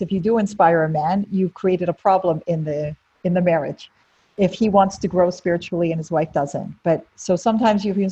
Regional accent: Canada; moved away; also born or lived in United States; I grew up in Canada in a Jewish family

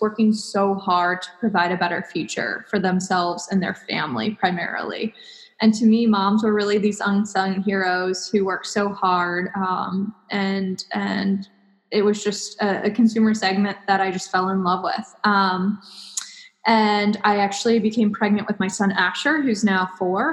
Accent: Cincinnati, Ohio, United States; moved away as an adult; I'm originally from Cincinnati

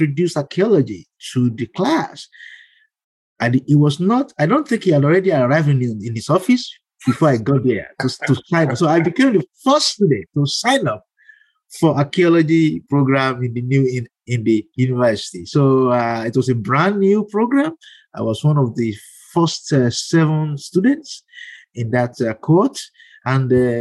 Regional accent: Ibadan, Oyo, Nigeria; moved away as an adult; also born or lived in Ile-Ife, Nigeria; now in United States; I grew up in Ibadan

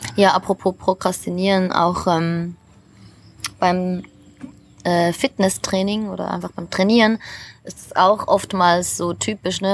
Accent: Switzerland; moved away; für mich als Schweizerin

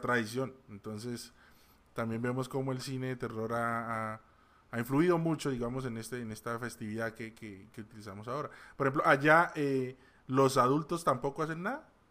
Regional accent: Colombia; aquí en Colombia, de donde soy yo

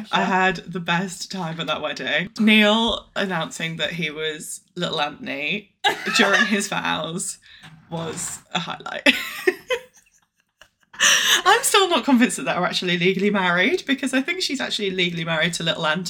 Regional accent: Newcastle, North East England, United Kingdom; now in Wandsworth, United Kingdom; I'm …, I'm from Newcastle/Durham originally, so a bit of a northerner, though you'll never guess, and I now live in Wandsworth.

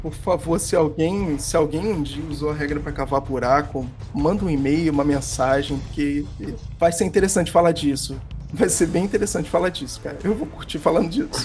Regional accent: Rio de Janeiro, Brazil; eu sou do Rio de Janeiro

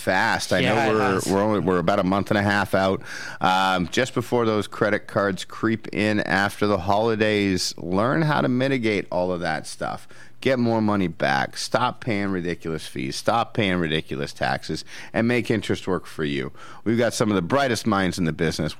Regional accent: Dunnville, Ontario, Canada; now in Toronto, Canada; my hometown of Dunnville

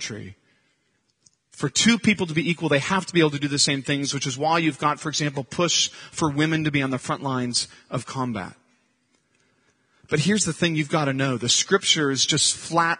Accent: Santa Cruz, California, United States; I grew up in Santa Cruz

